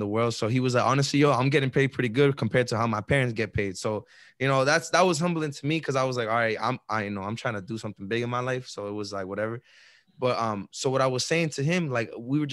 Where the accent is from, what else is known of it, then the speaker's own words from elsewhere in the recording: Chelsea, Massachusetts, United States; where we grew up in Chelsea